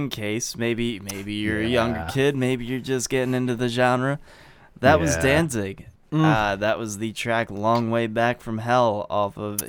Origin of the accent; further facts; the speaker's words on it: New Jersey, United States; accent: South Jersey; if I get especially ranty, that my South Jersey really comes out.